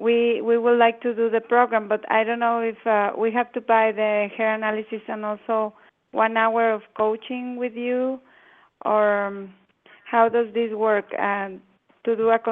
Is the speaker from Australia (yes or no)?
no; Mexico; I have twin daughters. We are from Mexico